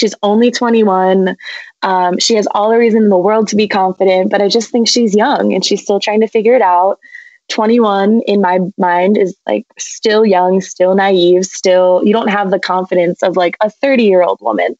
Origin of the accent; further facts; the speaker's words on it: New Jersey, United States; moved away as an adult; also born or lived in New England; I am from New Jersey